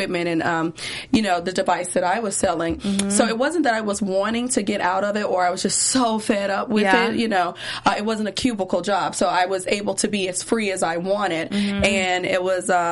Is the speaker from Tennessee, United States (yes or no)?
yes; Memphis, Tennessee, United States; also born or lived in Nashville; I'm from Memphis, Tennessee